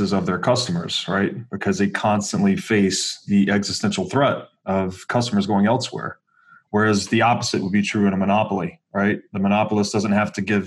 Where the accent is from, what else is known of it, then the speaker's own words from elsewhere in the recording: Tennessee, United States; I grew up in Tennessee